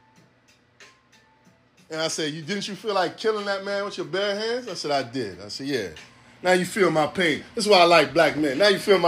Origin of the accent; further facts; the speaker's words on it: New York City, New York, United States; I'm from here. Born and raised in the town